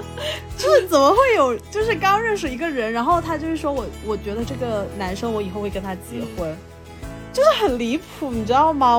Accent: Guangdong, China; 我是广东的

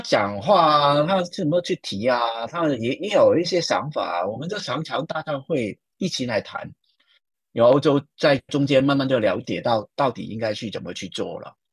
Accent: Hong Kong; accent: Hong Kong-accented Mandarin (港普); Chinese is a second language; also born or lived in Shanghai; 我的口音应，听应该也听出来是港普嘛，就是从香港来

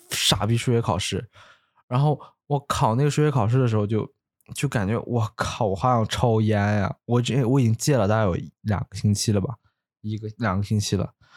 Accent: Luoyang, Henan, China; moved away; 我的家乡河南洛阳

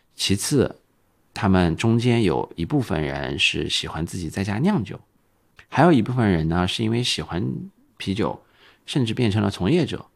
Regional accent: Xinjiang, China; now in Shanghai, China; 我是新疆出生长大的，所以我们那边喝酒比较彪悍

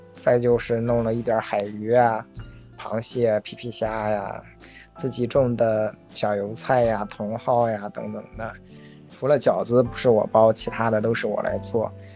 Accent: Laixi, Shandong, China; 我在山东青岛来西市，现在是返乡第八年。我是跟父母一起经营一个二十八亩的一个小型的家庭农场

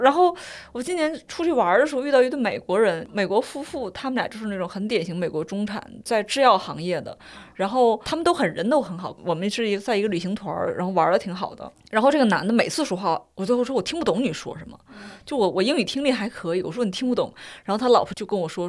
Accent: China; 我作为一个中国人，我不了解英美的文坛

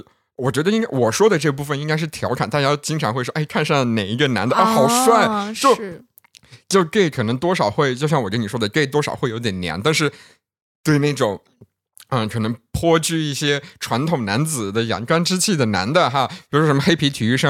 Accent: Yunnan, China; 我们云南那边

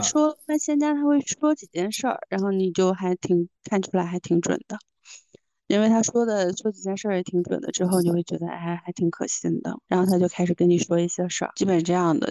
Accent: Northeast China, China; moved away; 我是东北人嘛

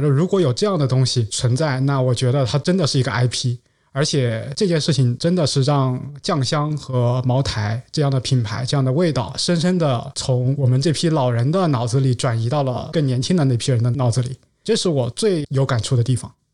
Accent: Guizhou, China; 我是贵州人，所以我对酱香的味道是非常非常有感情的

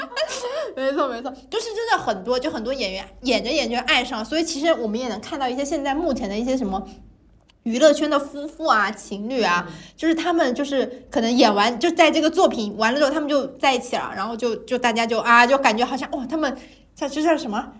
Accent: Guangdong, China; 我是个广东人

